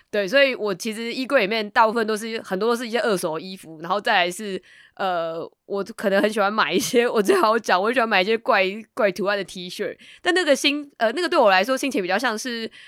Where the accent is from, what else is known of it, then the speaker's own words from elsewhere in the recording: Taipei, Taiwan; 因为我本身是台北人嘛，然后我的家族大部分的人都住在台北